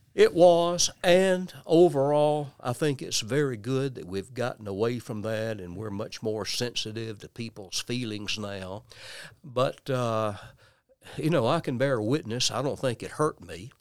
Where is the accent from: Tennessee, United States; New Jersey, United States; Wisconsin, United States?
Tennessee, United States; West; also born or lived in Nashville, Tennessee / Memphis area; West Tennessee